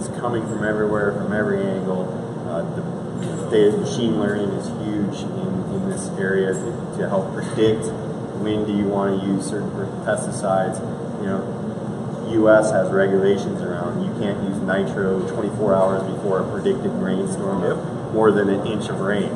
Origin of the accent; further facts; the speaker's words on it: Iowa, United States; I grew up in Iowa. I'm an Iowa Midwest boy.